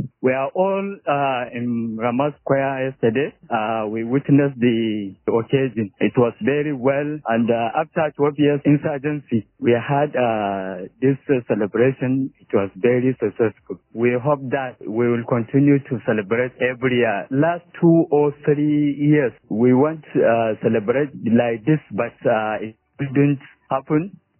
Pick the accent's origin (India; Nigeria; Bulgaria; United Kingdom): Nigeria; Maiduguri, Borno; I'm from Maiduguri, Borno State.